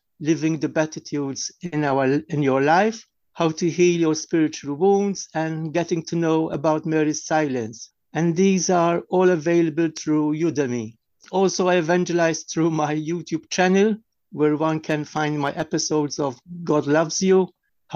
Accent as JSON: {"language": "English", "country": "Malta", "said": "from Malta"}